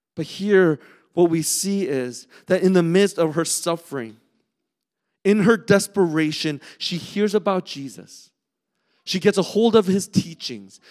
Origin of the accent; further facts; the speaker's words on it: Southern California, United States; moved away; growing up in California, in Southern California